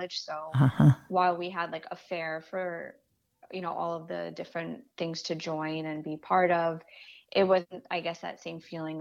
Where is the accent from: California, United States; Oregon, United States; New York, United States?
New York, United States; New York City; I grew up in Canarsie, and then I moved to Bensonhurst